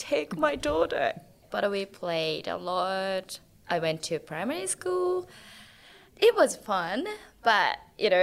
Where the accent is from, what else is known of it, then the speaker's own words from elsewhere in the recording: Saga, Japan; English is a second language; moved away as an adult; now in Australia; I'm from Saga, where nobody knows.